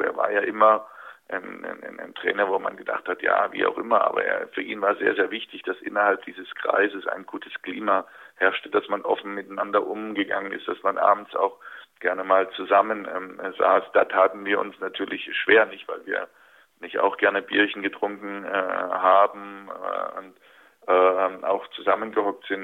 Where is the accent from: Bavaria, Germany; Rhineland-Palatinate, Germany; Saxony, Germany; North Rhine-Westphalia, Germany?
Saxony, Germany; Dresden; moved away; Dresden natürlich immer wieder Bezugspunkt äh, für mich war. Das ist äh, bis heute meine Heimat